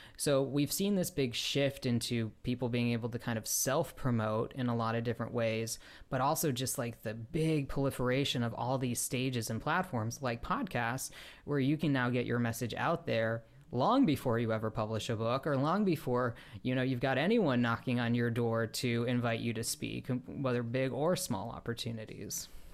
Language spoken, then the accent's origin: English; Chicago, Illinois, United States; now in Los Angeles, United States; I grew up outside Chicago